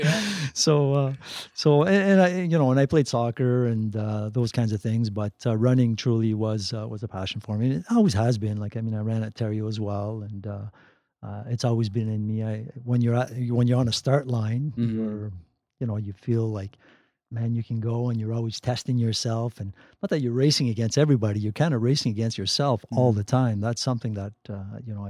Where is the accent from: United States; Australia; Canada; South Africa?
Canada; Timmins, Ontario; I grew up on Birch Street here in Timmins